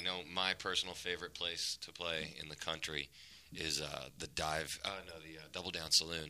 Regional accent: Los Angeles, California, United States; When I was a kid, I grew up on Warner Drive.

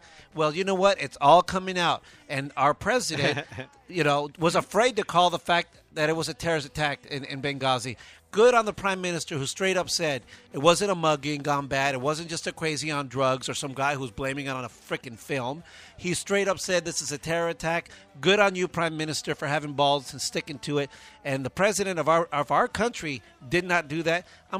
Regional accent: Baldwin Park, California, United States; My brother and I grew up in Baldwin Park

